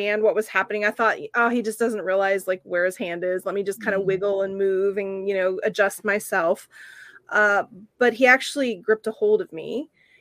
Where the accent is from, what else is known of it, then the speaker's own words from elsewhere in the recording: Oklahoma, United States; now in San Francisco, United States; when I was little, you know, about 5 years old, growing up in Oklahoma